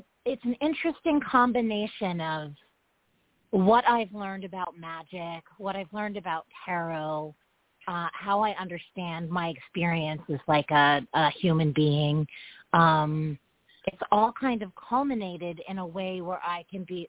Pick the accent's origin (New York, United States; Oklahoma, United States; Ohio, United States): New York, United States; New York City; being a New Yorker, like, you know, and I can only speak for my city